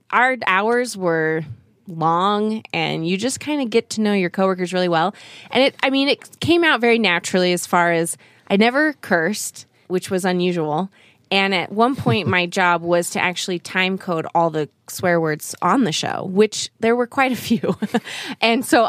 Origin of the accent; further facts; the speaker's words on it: Utah, United States; moved away as an adult; also born or lived in South Korea / New York City; I grew up in Korea till I was about 8 and then moved to Utah. And I then did school here, went to high school